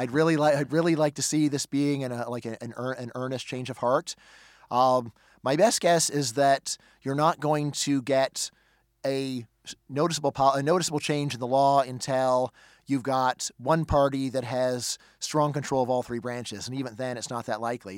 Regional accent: Northridge, California, United States; moved away; when I go back to my hometown in Northridge, California

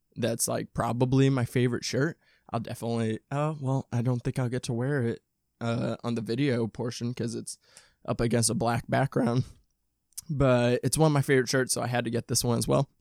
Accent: Midwest, United States; I'm from the Midwest, from a suburb

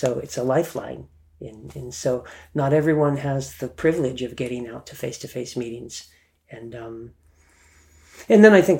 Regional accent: Germany; and I grew up in Germany, right? So there was topless. You'd see grandma at the beach topless.

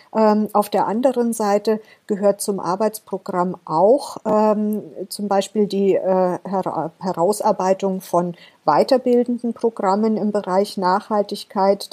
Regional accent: Germany; wir als Deutsche ähm, vielleicht auch wir Europäer insgesamt

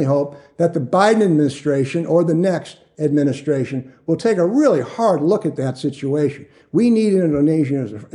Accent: Chagrin Falls, Ohio, United States; moved away; also born or lived in Phoenix, Arizona; I grew up in Cleveland area, a place called Chagrin Falls, Ohio, and it's right in the Rust Belt

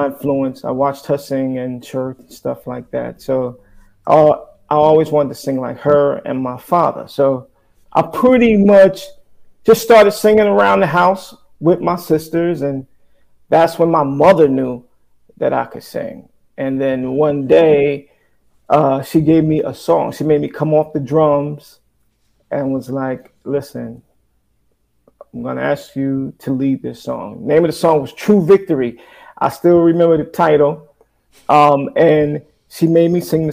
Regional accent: Paterson, New Jersey, United States; Growing up in Paterson, New Jersey

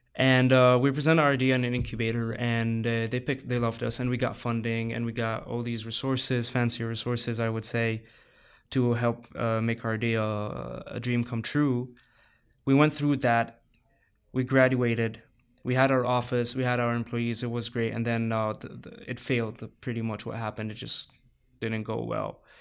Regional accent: Saudi Arabia; also born or lived in Egypt / Cairo, Egypt; now in San Diego, United States; I grew up in, in Saudi Arabia. Uh, I moved then later to Egypt.

